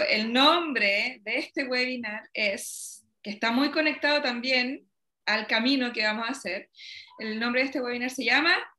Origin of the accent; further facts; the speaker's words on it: Chile; soy, no sé, chilena